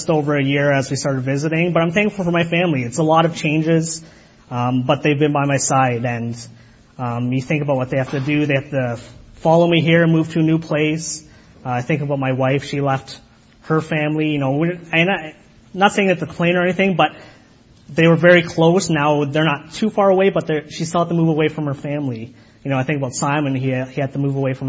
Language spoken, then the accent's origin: English; Kitchener, Ontario, Canada; I was raised in Kitchener, but I was raised by Guyanese parents, so it's a different culture